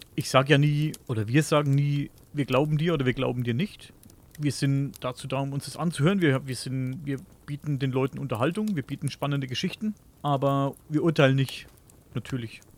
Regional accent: Coburg, Bavaria, Germany

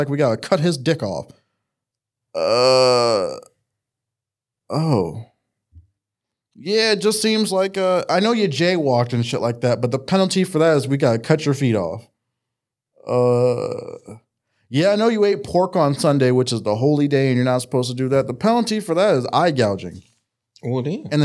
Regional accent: Maryland, United States; I grew up in Maryland.

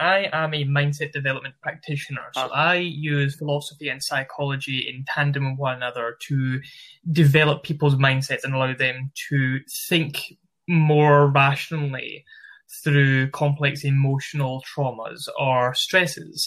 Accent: Glasgow, Scotland, United Kingdom; accent: Glasgow; moved away as an adult; also born or lived in Liverpool; now in Manchester, United Kingdom; So I'm originally based from Scotland, yeah. Glasgow. Studied university in Liverpool and live currently in Manchester.

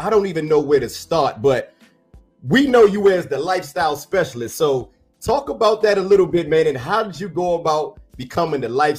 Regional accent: Washington, District of Columbia, United States; He's from my hometown, Washington, D.C.

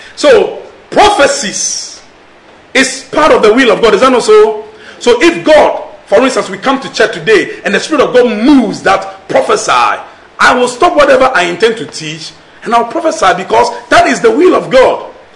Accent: Nigeria; accent: Nigerian English; I'm speaking Nigerian English

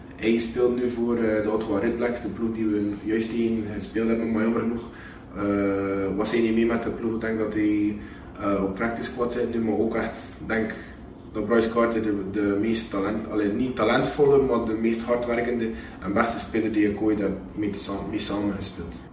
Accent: Belgium; moved away; dat ik van België ben

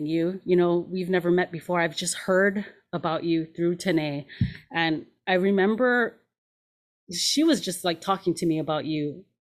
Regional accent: Hawaii, United States; moved away as an adult; also born or lived in Los Angeles; I grew up in Hawaii, but after high school, I moved

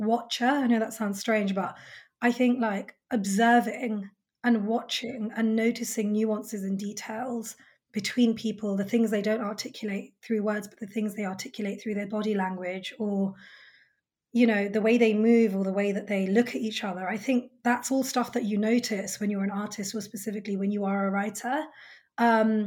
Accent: United Kingdom; my lived experience as a British Indian woman

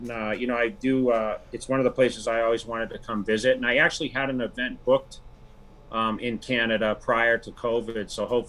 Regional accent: Worcester, Massachusetts, United States; Yeah. I came from Worcester, which is like central.

